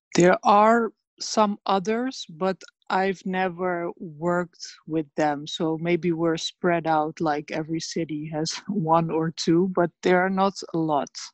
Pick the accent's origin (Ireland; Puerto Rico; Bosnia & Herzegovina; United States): Bosnia & Herzegovina; Sarajevo; also born or lived in Rogatica, Bosnia and Herzegovina; now in Netherlands; I was born uh, in Bosnia, in Rogatica, uh, near the border with Serbia, but I grew up there and in Sarajevo